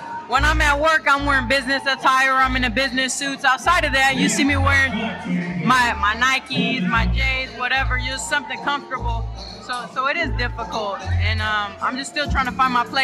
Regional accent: San Diego, California, United States; I grew up in Southeast San Diego off of 47th and Market Street.

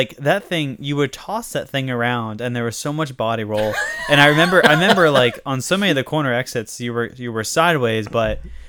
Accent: Vermont, United States; moved away; like I grew up in Vermont

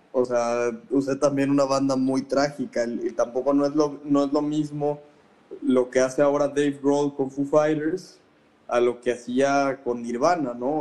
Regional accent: Mexico; now in Guadalajara, Mexico; resido en la ciudad de Guadalajara, Jalisco, México, soy mexicano

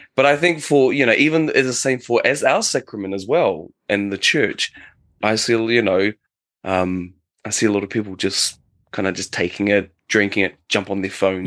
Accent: New Zealand; now in Japan; from J- New Zealand, calling from Japan

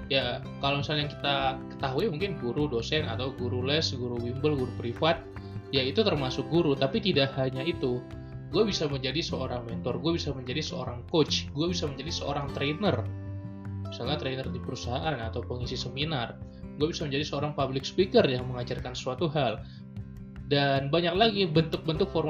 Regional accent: Medan, North Sumatra, Indonesia; moved away as an adult; now in Bandung, Indonesia; gue merasa gue pingin nanti di Bandung harus ngajar gitu ya gue akan merantau dari Medan ke Bandung

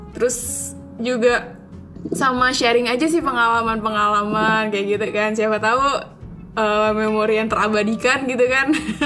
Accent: East Jakarta, Jakarta, Indonesia; moved away as an adult; now in Malaysia; gue asal Jakarta Timur dan gue sekarang ada di Malaysia untuk berkuliah

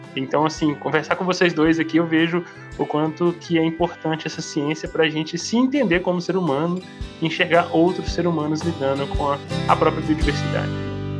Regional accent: Minas Gerais, Brazil; Eu sou mineiro

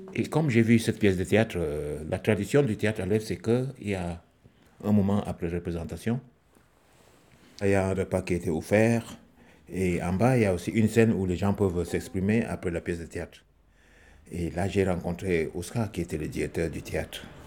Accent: Cameroon; moved away as an adult; now in France; Je suis camerounais, je suis compteur, musicien, comédien. Je vis en France depuis euh, les années 2003

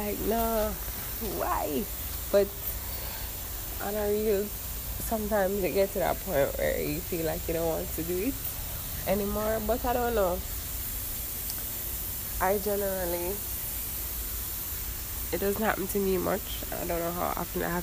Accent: Jamaica; now in Miami, United States; I'm from Jamaica

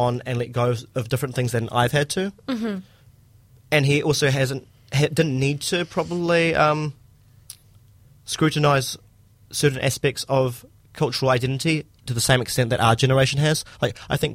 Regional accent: Christchurch, Canterbury, New Zealand; born and raised Christchurch

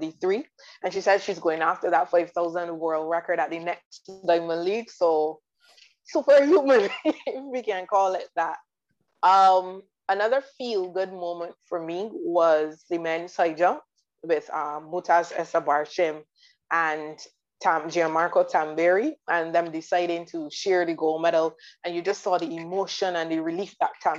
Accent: Barbados; I am from the Caribbean, I'm from Barbados

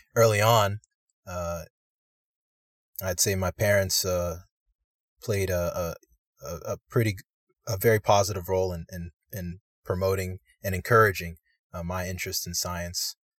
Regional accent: United States; I'm a Nigerian American, Um, my parents immigrated to the United States, uh, in the eighties

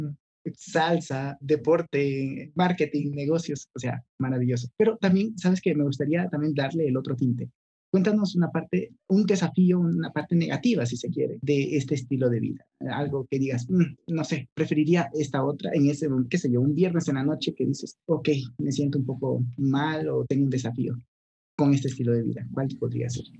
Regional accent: Ecuador; yo soy de Ecuador, no soy de, de, de México

